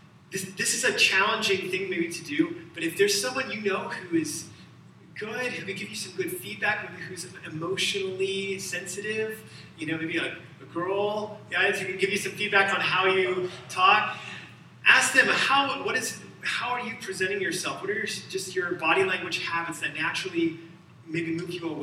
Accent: Alabama, United States; I'm from Alabama

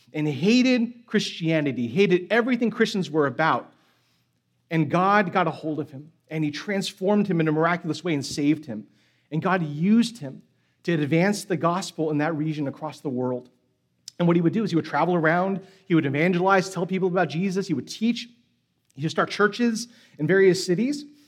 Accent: San Francisco, California, United States; moved away; I'm from San Francisco, so that means I am a Giants fan

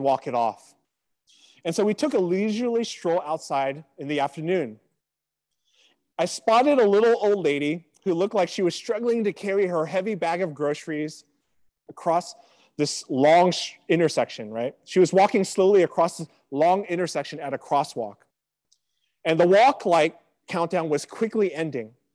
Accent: Sacramento, California, United States; also born or lived in Riverside, California; my hometown back in Sacramento

